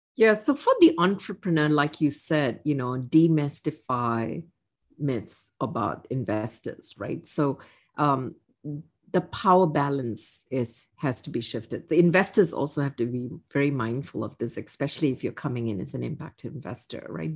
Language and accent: English; Singapore; moved away as an adult; I was born and raised in Singapore